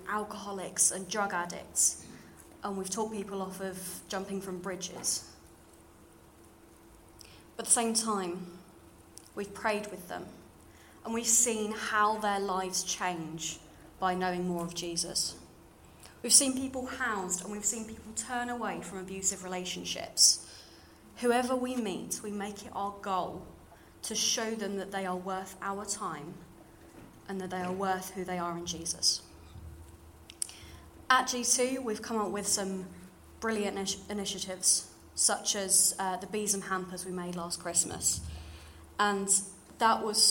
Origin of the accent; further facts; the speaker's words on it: London, United Kingdom; accent: slightly RP; now in York, United Kingdom; you can probably tell from my slightly RP voice, I grew up in London